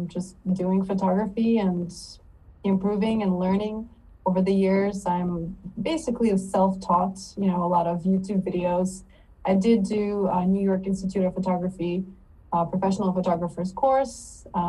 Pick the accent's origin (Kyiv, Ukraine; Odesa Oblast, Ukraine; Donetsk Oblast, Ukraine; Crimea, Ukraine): Odesa Oblast, Ukraine; Odesa; also born or lived in East Coast, United States; now in South Korea; I was born in Odessa, Ukraine